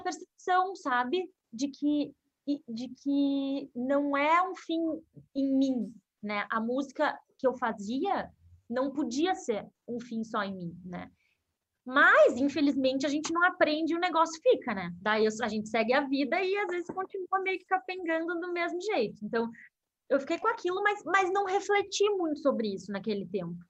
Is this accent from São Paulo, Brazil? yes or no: no; Porto Alegre, Rio Grande do Sul, Brazil; eu sou gaúcha, né? Nasci em Porto Alegre e eu comecei a, a estudar música nova com seis, sete anos.